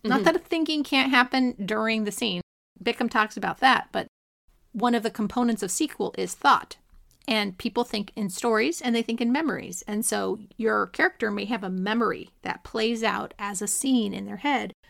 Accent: California, United States; I'm Californian.

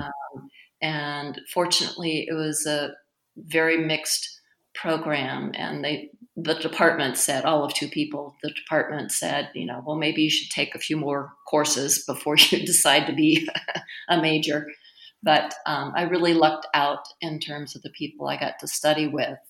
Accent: North Carolina, United States; now in Twin Cities, United States; I'm from North Carolina, but both my parents um, were from Lynchburg

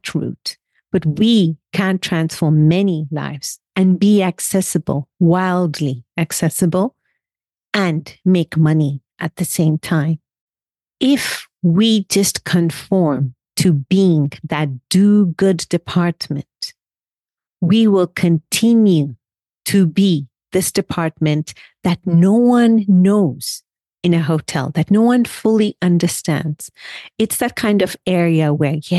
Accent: Kenya; also born or lived in India; I am from Kenya, originally from India

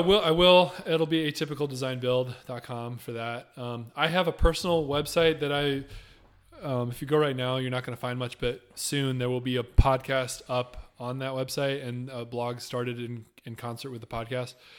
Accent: Michigan, United States; moved away; the church I grew up going to in Michigan

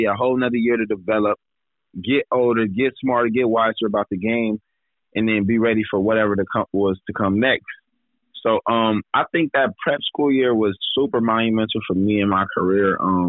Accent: Gardena, California, United States; Growing up in L.A. was wild, to say the least.

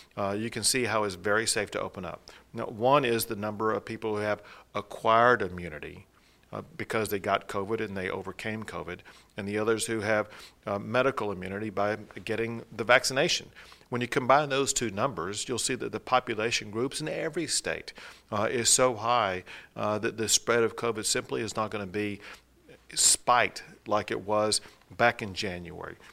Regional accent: East Texas, United States; also born or lived in Dallas area, Texas; when I was a kid growing up in East Texas

